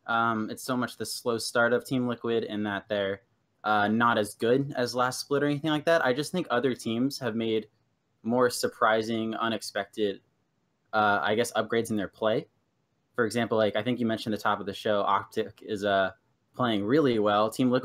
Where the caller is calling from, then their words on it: Gainesville, Virginia, United States; I'm calling from Gainesville, Virginia. It's about an hour south of DC.